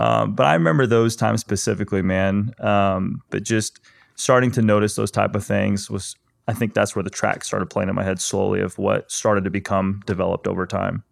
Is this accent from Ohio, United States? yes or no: no; Ozark, Missouri, United States; I grew up in a small town in Missouri, Ozark